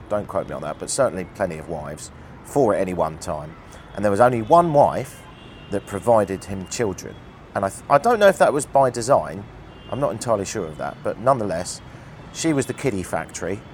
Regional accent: United Kingdom; as a Brit

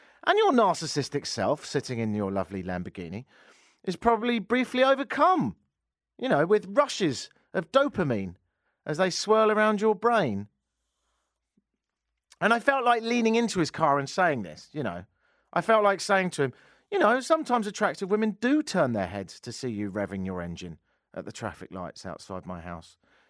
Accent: Canada; moved away; obviously I've been here 10 years, I'm Canadian

